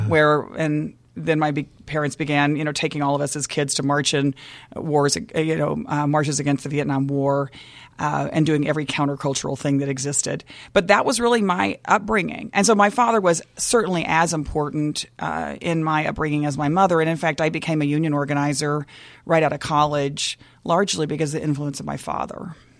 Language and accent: English; Dallas, Texas, United States; moved away; also born or lived in Waco, Texas; I grew up in, I was born in Waco, which is also bragging rights, I think, uh, but really grew up in Dallas